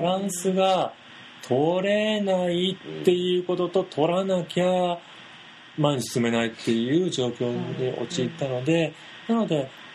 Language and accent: Japanese; Kansai, Japan; 関西人なんですよね